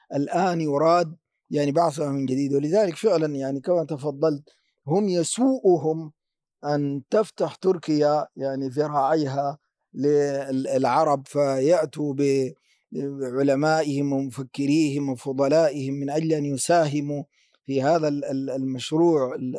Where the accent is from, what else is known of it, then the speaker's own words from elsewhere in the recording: Sudan; عندنا في السودان